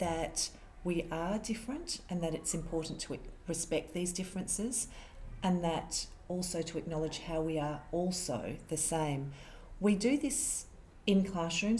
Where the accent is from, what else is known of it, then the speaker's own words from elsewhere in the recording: Australia; I was also born in Australia. Both my parents come from India.